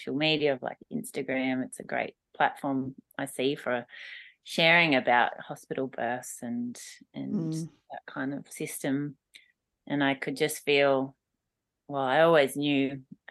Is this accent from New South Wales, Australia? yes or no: yes; Mudgee, New South Wales, Australia; moved away as an adult; also born or lived in Melbourne / England; the beautiful place where I grew up along the Maru River